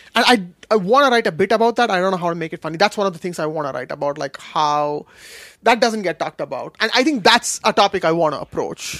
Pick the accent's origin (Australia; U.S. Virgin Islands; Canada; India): India; also born or lived in Kashmir; now in Seattle, United States; growing up in India